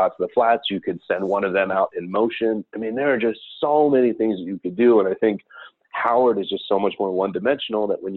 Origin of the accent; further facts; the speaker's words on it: Hemel Hempstead, East of England, United Kingdom; also born or lived in Scotland; now in United States; My entire family is from Scotland, but I was born in Hemel Hempstead and been in the US for about 30 years now